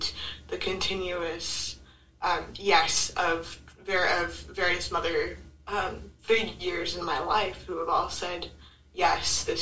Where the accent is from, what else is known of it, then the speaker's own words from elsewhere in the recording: Bay Area, California, United States; I was born up north in the Bay Area